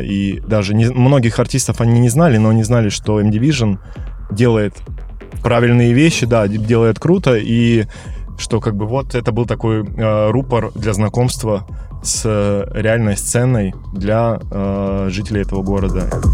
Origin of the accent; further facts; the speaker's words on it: Omsk, Omsk Oblast, Russia; now in Moscow, Russia; я вообще из Сибири, из Омска